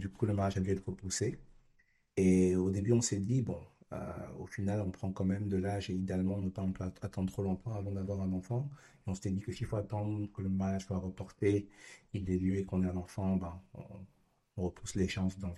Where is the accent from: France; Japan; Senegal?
Japan; now in Canada; Naturellement, étant donné mon enfance au Japon, les mangas font partie intégrante de ma vie.